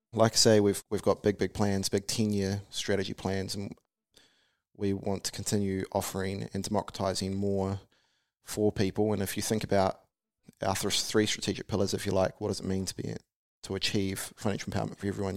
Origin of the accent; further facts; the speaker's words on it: Taranaki, New Zealand; I grew up in Harwood and Taranaki